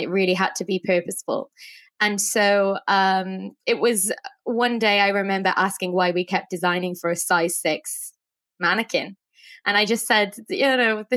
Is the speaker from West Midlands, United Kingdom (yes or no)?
no; Wales, United Kingdom; moved away as an adult; also born or lived in New York City; I'm from Wales, and I moved to New York City to study fashion design.